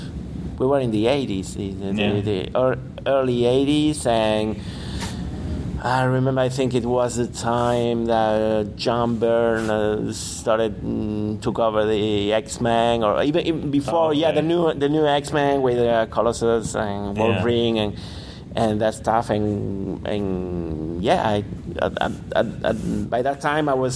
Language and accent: English; Granada, Andalusia, Spain; moved away as an adult; also born or lived in Madrid; I was in fine arts school in Granada, uh-huh. My hometown.